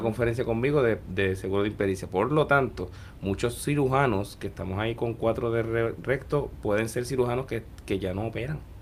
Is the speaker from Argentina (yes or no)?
no; Puerto Rico; moved away as an adult; also born or lived in Guadalajara, Mexico / New York, United States; muchos de los que volvemos, siempre el terruño es lo que nos trae